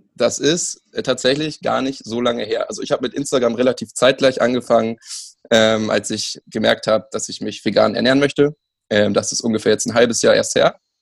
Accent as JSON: {"language": "German", "country": "Germany", "said": "ich bin Deutsche. Äh, keine slawischen Wurzeln."}